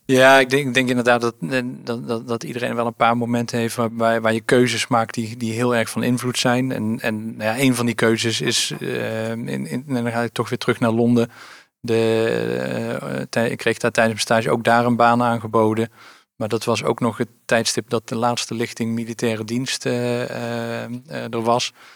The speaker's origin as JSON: {"language": "Dutch", "town": "Oosterhout", "region": "North Brabant", "country": "Netherlands", "tie": "born or raised there", "said": "ik ben ehm, eh, geboren en getogen in Oosterhout"}